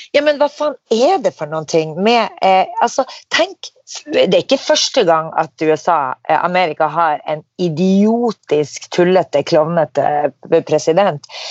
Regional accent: Norway; vi er fra Norge

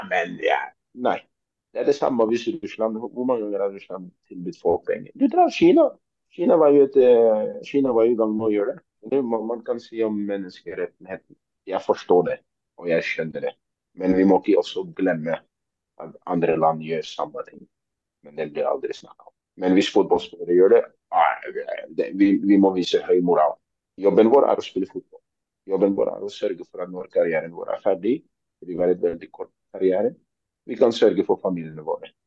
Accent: Oslo, Norway; jeg er fra Tøyen.

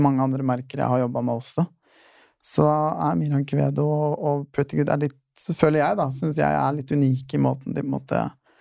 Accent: Fredrikstad, Østfold, Norway; now in Oslo, Norway; flytta hjem eh, rett før jeg tok uh, fagbrevet. Uh, mm. Og så bodde jeg litt hjemme og jobba hjemme

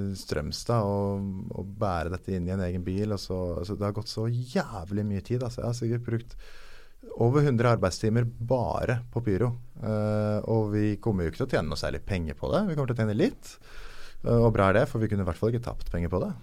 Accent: Norway; Som nordmann

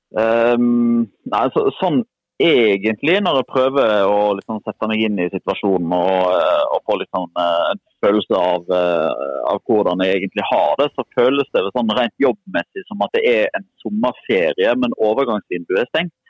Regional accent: Odda, Vestland, Norway; da jeg vokste opp så i Odda

